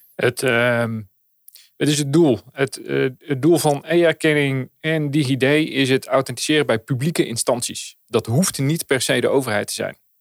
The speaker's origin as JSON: {"language": "Dutch", "country": "Netherlands", "said": "wij als Nederlanders"}